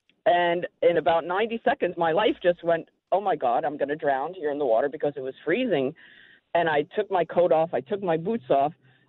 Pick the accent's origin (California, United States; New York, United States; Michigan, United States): New York, United States; Is I'm a New Yorker, and, you know, it's nothing when you turn on the radio to hear you guys talking.